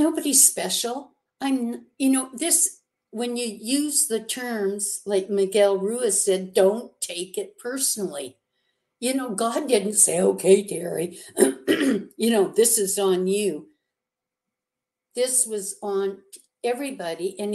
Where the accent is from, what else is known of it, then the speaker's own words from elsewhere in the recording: Canada; now in United States; I'm a Canadian, and I wasn't allowed to go home to see my mother, who was sick up in Canada